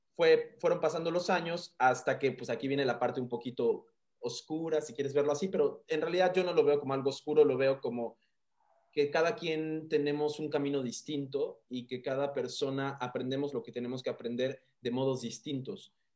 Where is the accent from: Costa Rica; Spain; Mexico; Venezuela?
Mexico; Mérida, Yucatán; moved away; yo crecí en Mérida, viví muchos años en Mérida, mi niñez, mi primera niñez la viví en Mérida, Yucatán